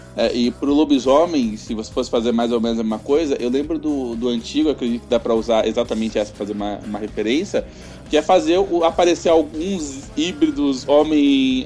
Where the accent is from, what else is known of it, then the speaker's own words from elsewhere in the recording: São Paulo, Brazil; eu sou de São Paulo